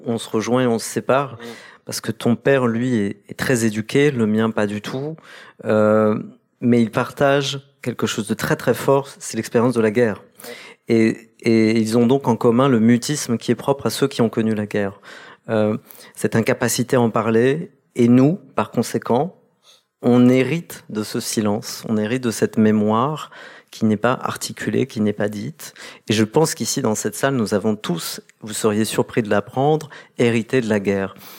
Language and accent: French; Caen, Normandy, France; moved away as an adult; also born or lived in Kabylie, Algeria / England; je suis né en Algérie, en Kabylie, dans les hameaux que, que Camus a visités 40 ans jour pour jour après sa visite. Et ensuite, dans le cas du regroupement familial, je me retrouve euh, dans, en Normandie